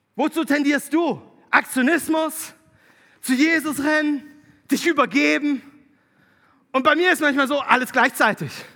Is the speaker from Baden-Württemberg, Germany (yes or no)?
yes; Konstanz district, Baden-Württemberg, Germany; moved away; Ich bin Konstanzer. Tatsächlich. Ich bin geboren in Konstanz. Ähm, aufgewachsen im Landkreis Konstanz.